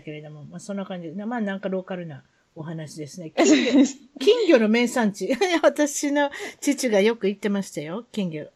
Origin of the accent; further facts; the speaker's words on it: Yao, Osaka, Japan; 私は大阪の八尾市に育ちました